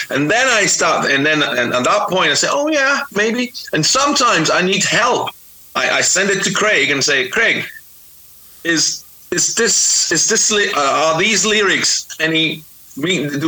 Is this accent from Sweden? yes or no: no; Florence, Tuscany, Italy; accent: Geordie; English is a second language; I was in Florence in my hometown here in Italy